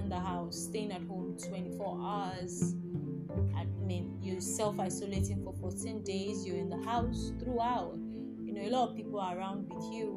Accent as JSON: {"language": "English", "country": "Nigeria", "said": "I'm from Nigeria"}